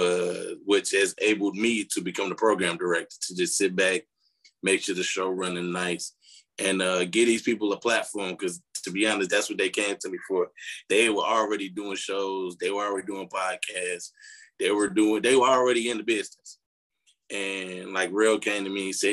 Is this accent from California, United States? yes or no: no; Chicago, Illinois, United States; I'm from Chicago